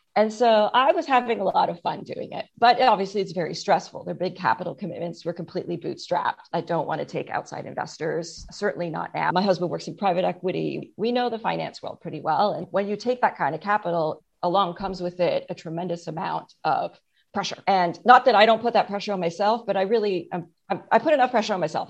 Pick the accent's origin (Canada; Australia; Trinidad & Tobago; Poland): Canada; I'm Canadian, so we just didn't have the opportunity to get much sun